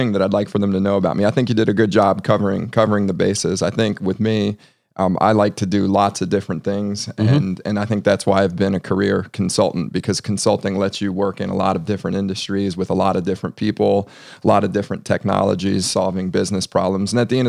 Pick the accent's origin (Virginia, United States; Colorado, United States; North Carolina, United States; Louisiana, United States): Virginia, United States; Ashburn; also born or lived in Alexandria; So I grew up in Northern Virginia. Mm-hmm. I'm born in Alexandria and moved out to the suburbs at a pretty young age. I grew up in Ashburn, Virginia.